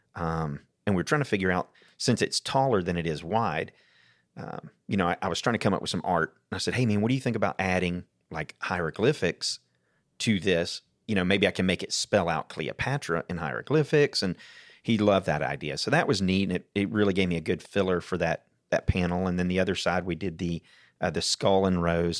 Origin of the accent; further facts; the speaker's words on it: Atlanta, Georgia, United States; also born or lived in Stone Mountain, Georgia / Snellville, Georgia / Duluth, Georgia; now in Jackson County, United States; Born in Atlanta, then moved to Stone Mountain, then Snellville, then Duluth, and now I'm up in, in Jackson County